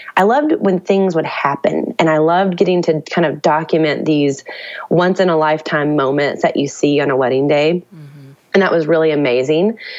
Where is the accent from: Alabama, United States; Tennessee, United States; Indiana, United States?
Tennessee, United States; Nashville; I grew up in Nashville